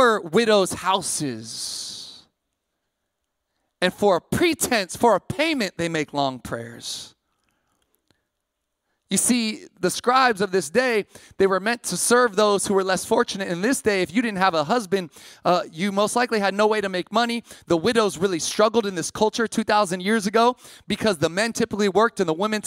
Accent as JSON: {"language": "English", "town": "Sacramento", "region": "California", "country": "United States", "tie": "born or raised there", "also_born_or_lived": "Massachusetts", "moved": "as an adult", "said": "I grew up in Sac, but I ended up on the East Coast"}